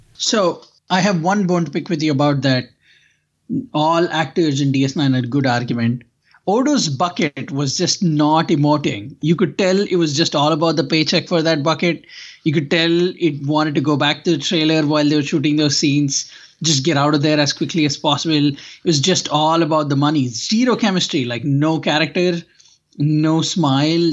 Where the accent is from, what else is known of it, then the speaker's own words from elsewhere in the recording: India; now in United States; growing up in India